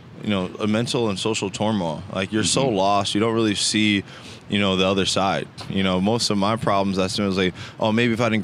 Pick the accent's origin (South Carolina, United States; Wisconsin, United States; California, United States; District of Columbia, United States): Wisconsin, United States; Racine; I actually grew up in Racine, Wisconsin